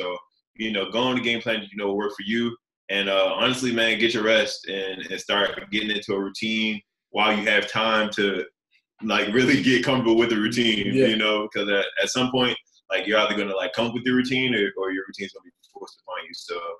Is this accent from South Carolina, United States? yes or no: no; Baltimore, Maryland, United States; moved away; I'm from Baltimore, Maryland.